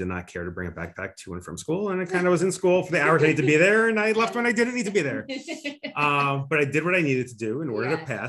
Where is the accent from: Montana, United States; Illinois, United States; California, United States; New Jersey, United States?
New Jersey, United States; Highland Park; I grew up in Highland Park, New Jersey.